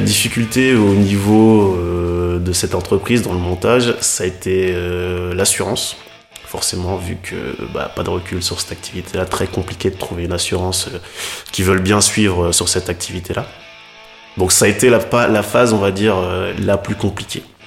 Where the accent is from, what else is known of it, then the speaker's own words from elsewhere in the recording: Lille, Hauts-de-France, France; Moi je suis de Lille